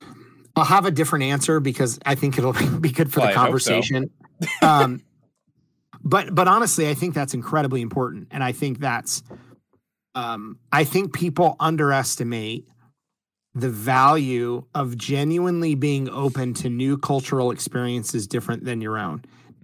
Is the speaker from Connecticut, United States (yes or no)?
no; Ohio, United States; So I am from a very small town. In fact, it's so small, it's called a village. I am from a village in Northwest Ohio.